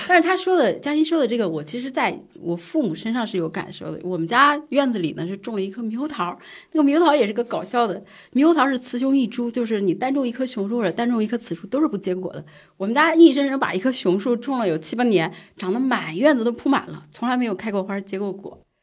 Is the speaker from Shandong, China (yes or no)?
no; Jiangsu, China; now in Beijing, China; 我江苏人